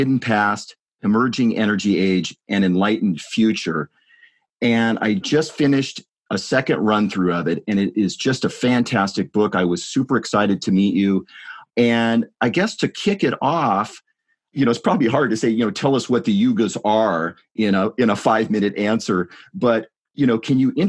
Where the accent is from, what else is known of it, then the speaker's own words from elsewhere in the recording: United States; I am an American and live far from India